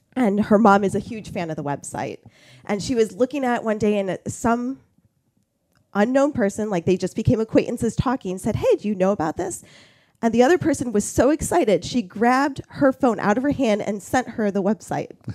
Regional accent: Toledo, Ohio, United States; moved away as an adult; also born or lived in Flint, Michigan / Finger Lakes, New York; now in Warsaw, United States; I grew up in Toledo, Ohio area

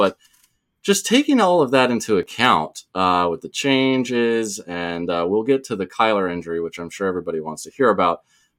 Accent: Colorado, United States; moved away; I grew up out west in Colorado for a while

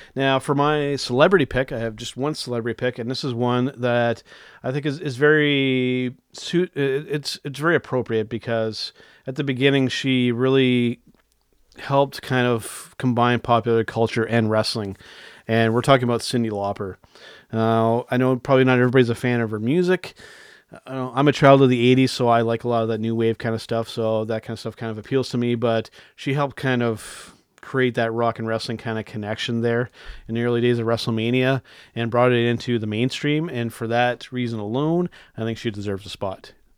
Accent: Canada; I'm a Canadian wrestling fan

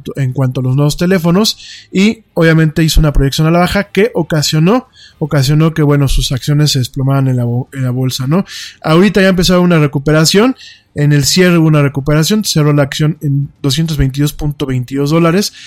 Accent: Mexico

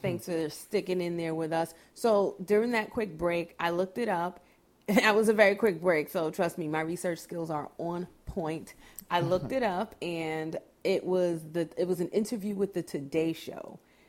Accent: New York, United States; I'm from New York

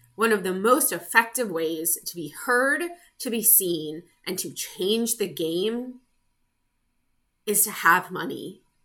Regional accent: United States; I am American. I live in the US

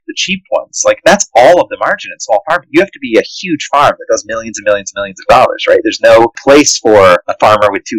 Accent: Indiana, United States; growing up in Indiana, like, it's all cornfields

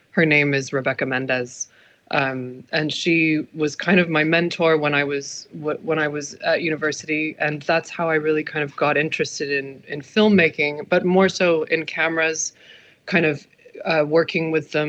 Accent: San Diego, California, United States; moved away as an adult; also born or lived in Birmingham, United Kingdom; now in London, United Kingdom; I was born in the UK. I was born in Birmingham. My dad was an entrepreneur. He manufactured furniture. And we moved when I was two, we moved to California

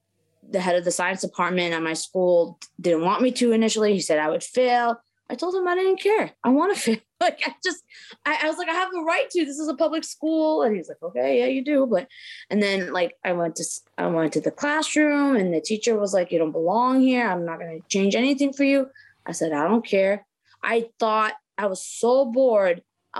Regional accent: Maryland, United States; born there; I am the child of immigrants. I was born in Maryland, and everything seemed like, you know, my parents are from Lebanon.

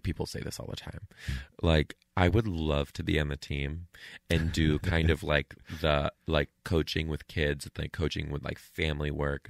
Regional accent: Canada; I'm a Canadian. I would love a Netflix special.

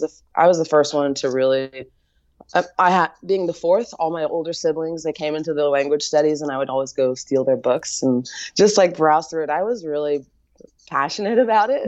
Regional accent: United States; as an American

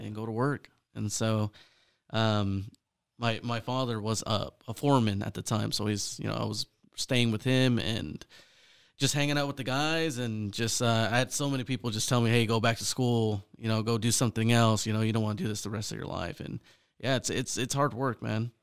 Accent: Fresno, California, United States; born and raised in Fresno, California, Central Valley.

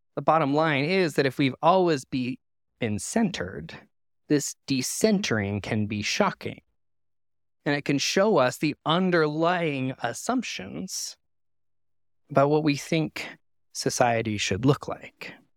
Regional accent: Canada; moved away; my home country of Canada

